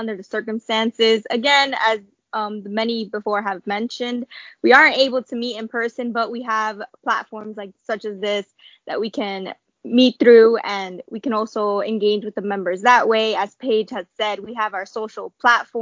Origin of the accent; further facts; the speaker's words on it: New York City, New York, United States; I'm from New York City, so the Big Apple